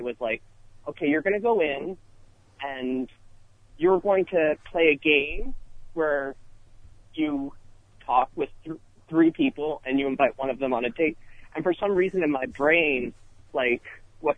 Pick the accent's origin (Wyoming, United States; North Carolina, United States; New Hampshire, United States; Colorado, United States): North Carolina, United States; Charlotte; moved away as an adult; also born or lived in Chicago / New York; now in Los Angeles, United States; I grew up mostly in Charlotte, North Carolina